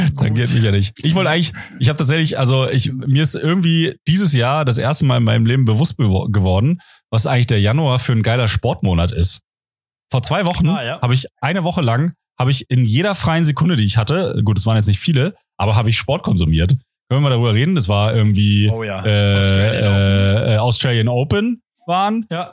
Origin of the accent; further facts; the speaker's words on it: Potsdam, Brandenburg, Germany; in Potsdam, in meiner Heimatstadt